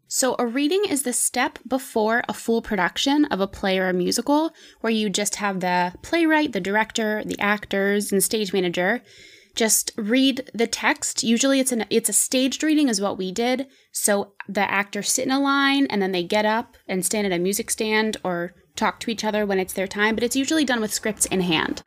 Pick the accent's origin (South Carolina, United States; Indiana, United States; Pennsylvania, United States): Pennsylvania, United States; Pittsburgh; moved away as an adult; also born or lived in Ohio; now in New York, United States; I grew up in Pittsburgh